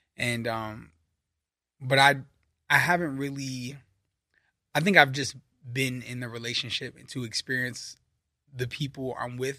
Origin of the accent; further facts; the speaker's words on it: New York City, New York, United States; moved away as an adult; also born or lived in Virginia; now in California, United States; I'm from Brooklyn, New York